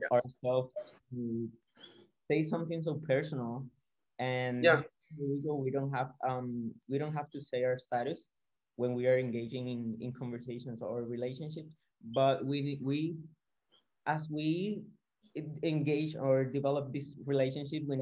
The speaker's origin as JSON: {"language": "English", "town": "San Juan", "country": "Puerto Rico", "said": "I'm from San Juan, Puerto Rico."}